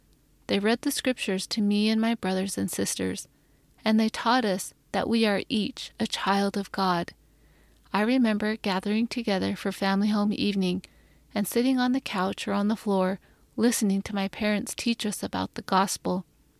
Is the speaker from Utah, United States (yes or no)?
yes; northern Utah, United States; also born or lived in Shiprock, New Mexico; I was born on the Navajo Nation in Shiprock, New Mexico, and raised in northern Utah at the foot of the majestic Wasatch Mountains.